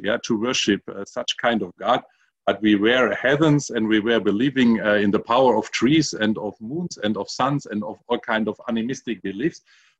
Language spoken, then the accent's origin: English; Germany; I'm from Germany.